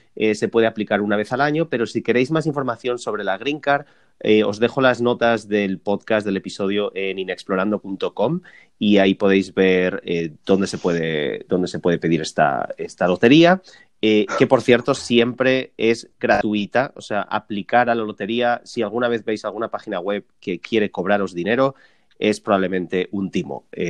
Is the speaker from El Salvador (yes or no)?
no; Spain; moved away as an adult; also born or lived in New York, United States; now in Los Angeles, United States; un español residente en Estados Unidos